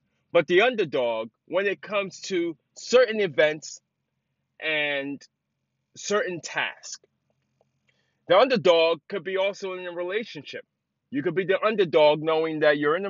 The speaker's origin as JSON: {"language": "English", "town": "New York City", "region": "New York", "country": "United States", "tie": "born or raised there", "said": "growing up in the city, growing up in the Bronx"}